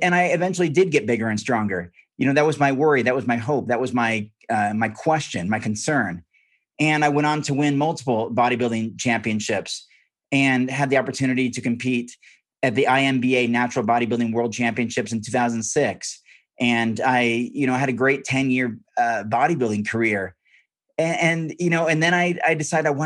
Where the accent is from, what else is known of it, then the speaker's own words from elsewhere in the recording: Corvallis, Oregon, United States; I grew up on a farm in Western Oregon. Corvallis is my hometown.